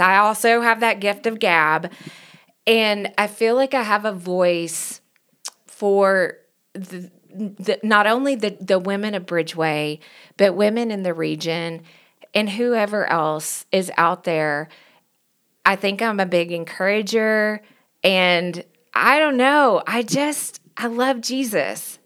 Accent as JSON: {"language": "English", "town": "Knoxville", "region": "Tennessee", "country": "United States", "tie": "born or raised there", "also_born_or_lived": "Virginia", "accent": "country", "moved": "as an adult", "lives_now": "Denver, United States", "said": "I was born and raised in Knoxville, Tennessee, so if you hear a country accent"}